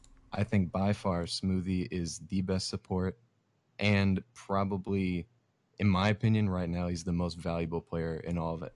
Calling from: Indiana, United States; Howdy. Indiana.

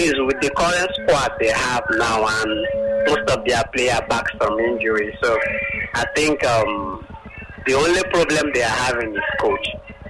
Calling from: Akure, Ondo, Nigeria; I'm calling from Akure.

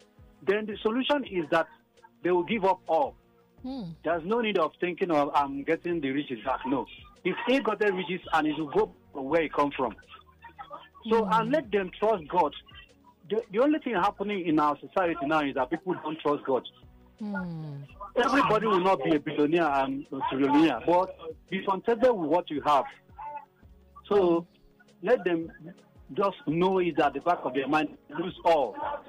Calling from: Lagos, Nigeria; I'm calling from Lagos Island.

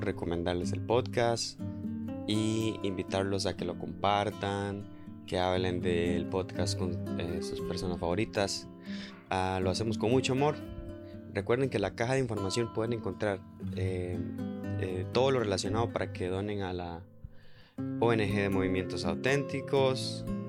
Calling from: Costa Rica; saludos desde Costa Rica

